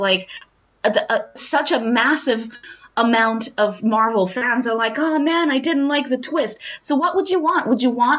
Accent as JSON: {"language": "English", "region": "London", "country": "United Kingdom", "said": "as a Londoner, not as a Croydoner, but as a Londoner"}